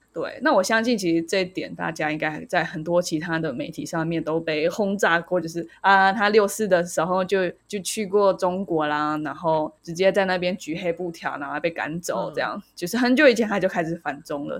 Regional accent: Taiwan; 就是我们台湾人应该很多人

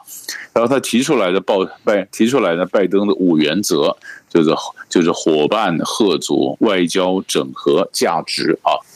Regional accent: Taiwan; 就我们台湾人常讲的方法，讲说法，这就是带着钢盔往前冲啊！

